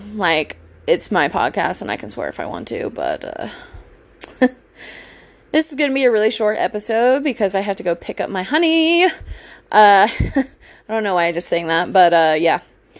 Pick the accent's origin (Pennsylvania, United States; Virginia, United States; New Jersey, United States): Virginia, United States; anyways, I grew up in Virginia. I played lacrosse for, I think it was either my junior or senior year of high school.